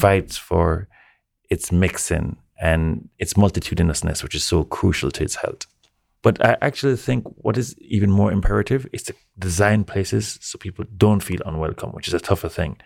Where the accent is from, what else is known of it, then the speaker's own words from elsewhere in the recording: Jamaica; now in New York, United States; I'm Jamaican.